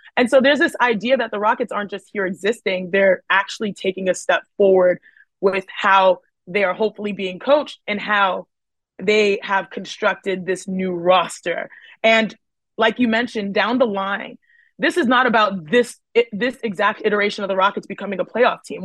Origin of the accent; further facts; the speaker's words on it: Houston, Texas, United States; growing up in Houston, Texas